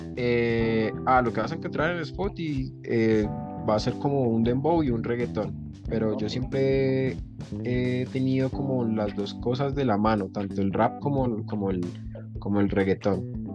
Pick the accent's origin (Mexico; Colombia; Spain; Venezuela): Colombia; Bogotá, Bogotá Capital District; En Bogotá, siempre, siempre he vivido en Bogotá.